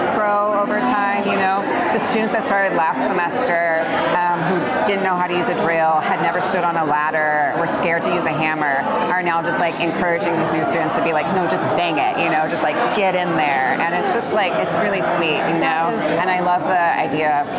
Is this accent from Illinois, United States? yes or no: no; Orange County, California, United States; I grew up here in Orange County